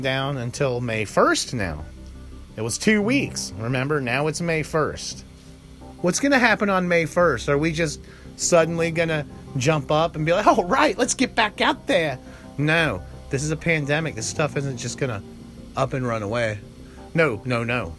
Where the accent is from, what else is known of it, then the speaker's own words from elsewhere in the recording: United States; I was born in the States, raised in the States, haven't been out of the States